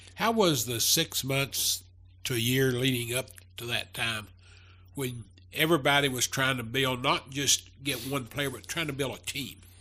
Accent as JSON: {"language": "English", "town": "Hazard", "region": "Kentucky", "country": "United States", "tie": "born or raised there", "said": "growing up in Hazard"}